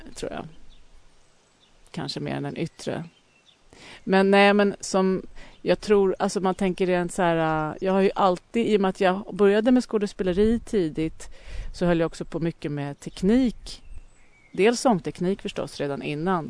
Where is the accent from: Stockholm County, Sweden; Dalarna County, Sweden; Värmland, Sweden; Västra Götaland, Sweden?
Stockholm County, Sweden; Lidingö; Jag växte upp på Lidingö